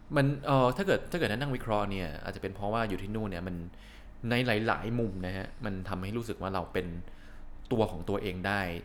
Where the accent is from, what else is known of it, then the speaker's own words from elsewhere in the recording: Thailand; moved away; also born or lived in Canada; ผมกลับมาอยู่ไทย